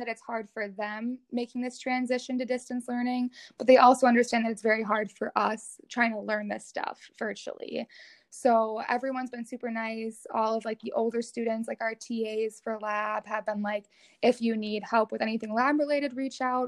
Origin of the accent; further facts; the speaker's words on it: Rogers, Minnesota, United States; I grew up in uh, Rogers, Minnesota, which is just outside like the Twin Cities area